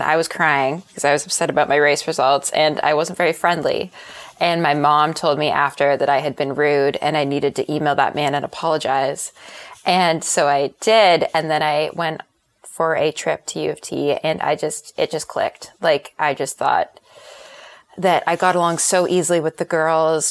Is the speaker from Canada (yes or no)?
yes; Canada; commitment from my parents to send me to Columbia as a Canadian.